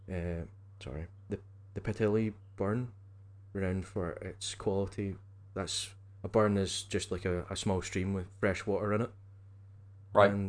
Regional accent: Scotland, United Kingdom; you know, again being Scottish, you spell whiskey without an e.

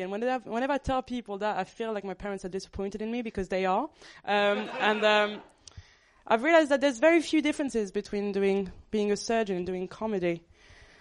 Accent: Paris, Île-de-France, France; moved away as an adult; now in Birmingham, United Kingdom; I moved from Paris to Birmingham

